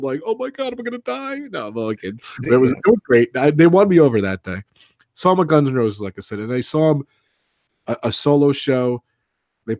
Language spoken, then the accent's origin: English; Old Bridge, New Jersey, United States; That's where my hometown was growing up.